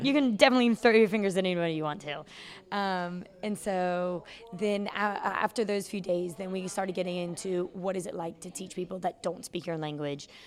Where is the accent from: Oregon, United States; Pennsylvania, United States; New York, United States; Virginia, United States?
Virginia, United States; Chesapeake; moved away as an adult; also born or lived in Norfolk, Virginia; now in Hanoi, Vietnam; I'm from Virginia. I was born and raised, well, I was born in Norfolk, raised in Chesapeake